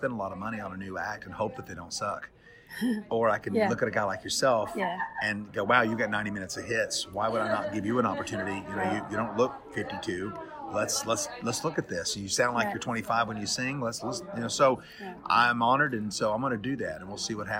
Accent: Texas, United States; I'm from Texas

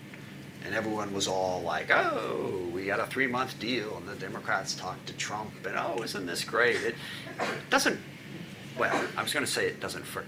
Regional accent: SeaTac, Washington, United States; I grew up in SeaTac

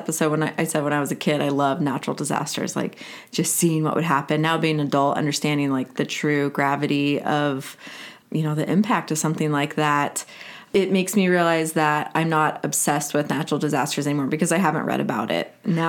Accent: San Antonio, Texas, United States; also born or lived in Houston; I was born in Houston. I don't have a lot of ties there, but my dad went to school there, and then we went to San Antonio. So that's my birthplace.

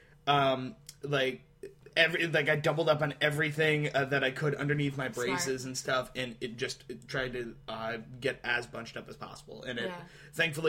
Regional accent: Pennsylvania, United States; I'm from Pennsylvania

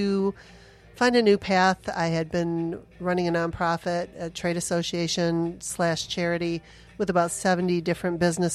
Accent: Sterling Heights, Michigan, United States; moved away as an adult; also born or lived in Arizona; I grew up in Sterling Heights, Troy area

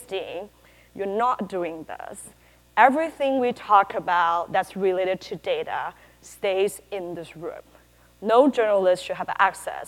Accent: Taiwan; moved away as an adult; also born or lived in California; I'm originally from Taiwan

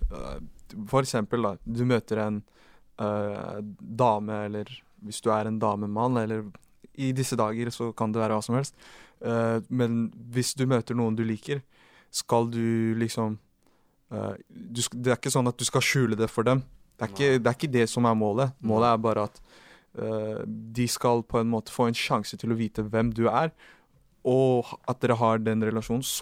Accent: Oslo, Norway; Jeg er jo fra Oslo, det er en liten

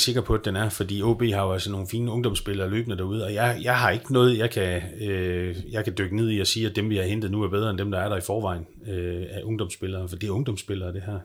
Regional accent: Skagen, North Denmark Region, Denmark; also born or lived in Aalborg; jeg er vokset op i Skagen

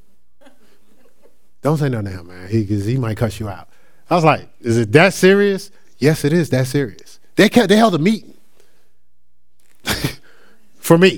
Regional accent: Newark, New Jersey, United States; I'm still born and raised in Newark, New Jersey

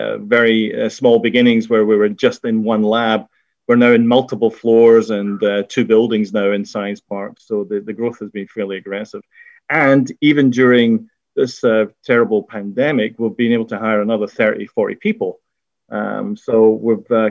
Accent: Scotland, United Kingdom; accent: Scottish; moved away as an adult; also born or lived in Glasgow / Edinburgh / London; now in Connecticut, United States; you could probably tell from my accent, in Scotland, where I did my degree.

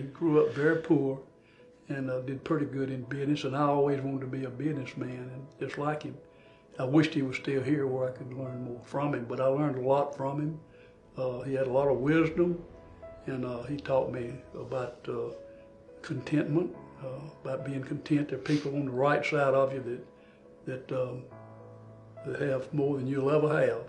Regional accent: Philadelphia, Mississippi, United States; I grew up in Philadelphia, Mississippi, back in the 50s, a long time ago

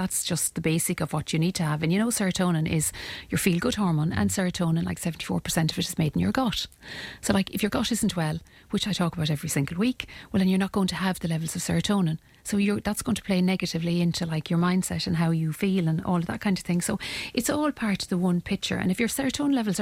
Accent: Ireland; as Irish people

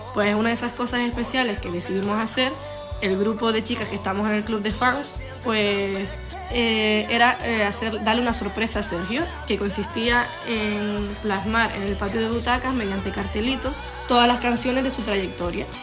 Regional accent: Canary Islands, Spain; soy de Canarias

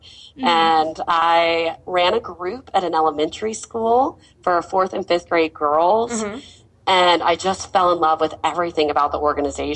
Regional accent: Mobile, Alabama, United States; I grew up in Mobile, Alabama, which is a very conservative town.

